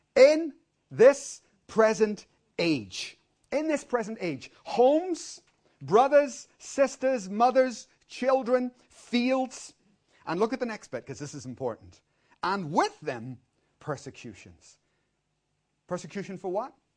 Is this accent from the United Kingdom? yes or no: no; Ireland; I'm born and I'm Irish